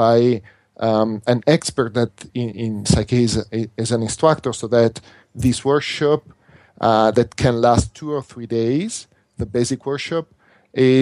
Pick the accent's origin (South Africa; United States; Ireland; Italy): Italy; accent: Italian; first language Italian; English is a second language; this is not my first language because my first language is Italian.